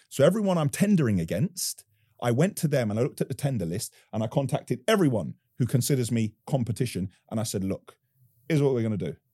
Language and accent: English; London, United Kingdom; I'm born and raised in Northwest London